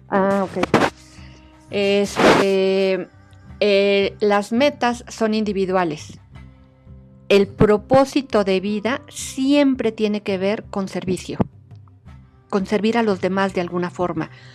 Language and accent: Spanish; Mexico; estos somos los mexicanos